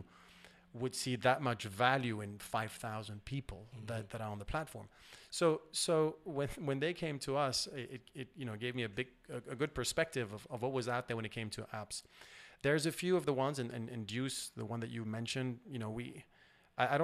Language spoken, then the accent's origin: English; Switzerland; I'm from Switzerland, where privacy is something that is, you know, very important, banking being my background.